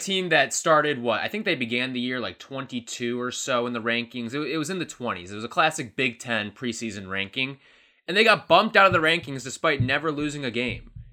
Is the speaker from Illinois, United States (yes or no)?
yes; Illinois, United States; my home state of Illinois